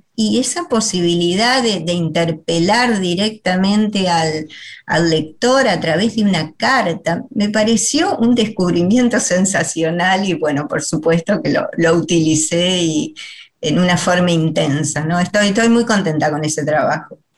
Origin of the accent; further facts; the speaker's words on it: Paraná, Entre Ríos, Argentina; moved away; yo soy de Paraná